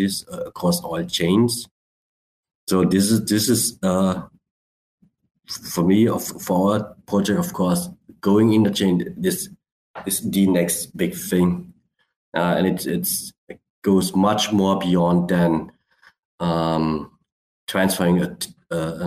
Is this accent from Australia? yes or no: no; Black Forest, Baden-Württemberg, Germany; also born or lived in Switzerland / Vietnam (ancestry); My origins are Vietnamese, but I live in Germany. Has been living for a long, long while in Switzerland and doing business in Europe and Sweden and all over the places. And yeah, but Germany, Black Forest, that's my hometown